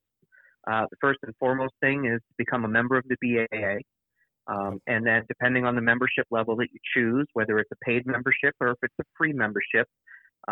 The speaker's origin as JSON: {"language": "English", "region": "Northeast", "country": "United States", "tie": "born or raised there", "moved": "yes", "lives_now": "Wisconsin, United States", "said": "I grew up in the Northeast"}